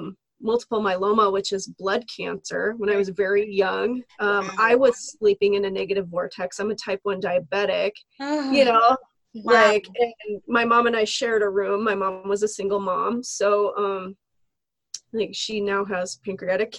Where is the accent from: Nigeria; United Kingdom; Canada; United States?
United States; Lemmon, South Dakota; I grew up in Lemon, South Dakota, a teeny tiny, like, 1,000 people.